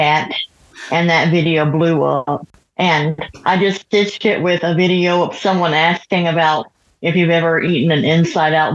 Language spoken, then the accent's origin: English; Oklahoma, United States; accent: southern; moved away as an adult; now in Alabama, United States; I grew up in Oklahoma, but I live in Alabama